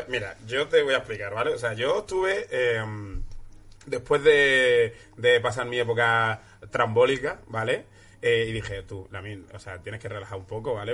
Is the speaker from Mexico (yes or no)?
no; Algeciras, Andalusia, Spain; also born or lived in Dakar, Senegal; yo nací en Senegal. Yo nací en Senegal, eh, ahí, en Dakar. Y me vine, a, me vine aquí a, España con dos años. Y me fui a Algeciras